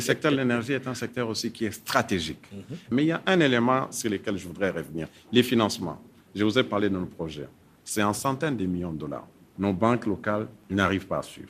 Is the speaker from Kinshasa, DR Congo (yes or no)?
no; North Kivu, DR Congo; je suis originaire du Nord Kivu